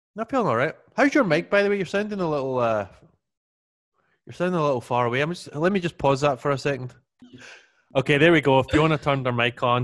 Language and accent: English; Scotland, United Kingdom; I always remember growing up in Scotland